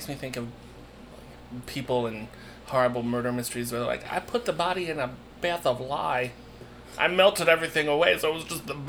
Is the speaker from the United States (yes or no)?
yes; Philadelphia, Pennsylvania, United States; moved away as an adult; also born or lived in New York / Penn State, Pennsylvania; now in Chicago, United States; I've only really lived in two places. I grew up in Philadelphia and then I lived in New York for a short while. So I've only really lived in two other big cities besides Chicago.